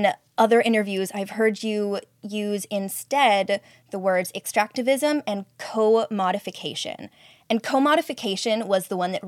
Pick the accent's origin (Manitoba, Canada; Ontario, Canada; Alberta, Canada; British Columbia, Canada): British Columbia, Canada; Katzie, Semiahmoo, Kwantlen land; I am born and raised on and in this land. I believe the Katsi, Semiyamu, Kwantlen people's land